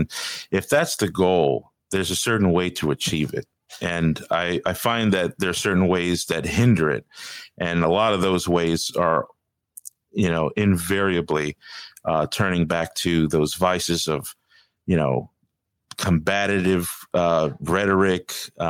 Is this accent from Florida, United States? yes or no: yes; Miami Beach, Florida, United States; I was born here in Miami Beach, Florida. And so I was raised in a Hispanic household. Part of our Latin culture is going to the Catholic Church.